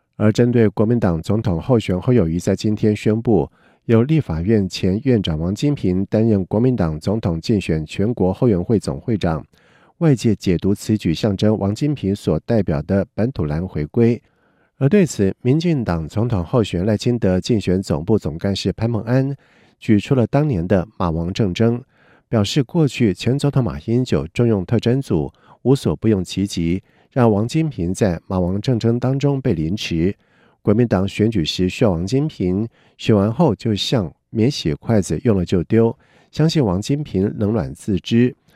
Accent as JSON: {"language": "Chinese", "region": "Yunlin County", "country": "Taiwan", "tie": "born or raised there", "said": "我的故乡云林"}